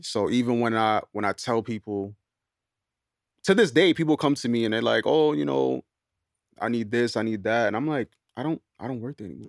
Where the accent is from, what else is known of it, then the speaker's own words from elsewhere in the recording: New York City, New York, United States; I'm from Queens